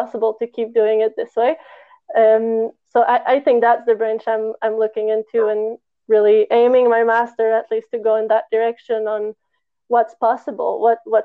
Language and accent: English; Montreal, Quebec, Canada; moved away as an adult; now in Barcelona, Spain; I'm from Montreal, I lived there my whole life, or at least around on the South Shore, close enough.